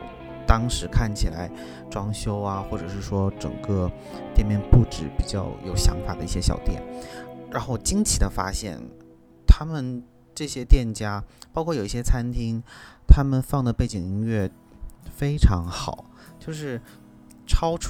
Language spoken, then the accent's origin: Chinese; Northeast China, China; now in Shanghai, China; 当然了，我的老家东北真的。